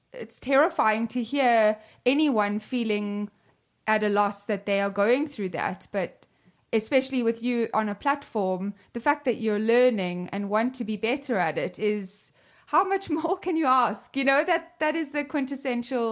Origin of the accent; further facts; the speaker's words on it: South Africa; I grew up in South Africa with 11 different languages